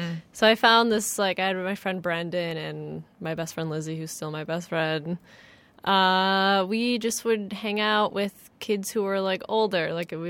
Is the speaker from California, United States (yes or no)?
no; Kalamazoo, Michigan, United States; Kalamazoo, Michigan.